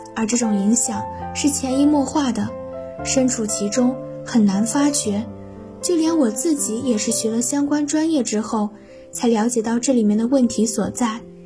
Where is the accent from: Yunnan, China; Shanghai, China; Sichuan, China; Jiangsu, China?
Sichuan, China; Bazhong; moved away as an adult; now in Nanjing, China; 来自四川八中，我在南京大学，距离我的家乡一千四百二十五公里